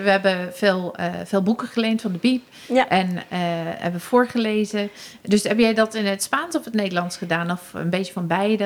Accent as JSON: {"language": "Dutch", "region": "England", "country": "United Kingdom", "also_born_or_lived": "Germany", "first_language": "English", "second_language": "Dutch", "moved": "as an adult", "lives_now": "Netherlands", "said": "met mijn familie in Engeland"}